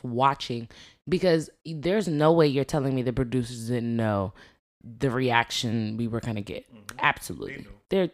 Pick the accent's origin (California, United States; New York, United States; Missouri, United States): New York, United States; We grew up in New York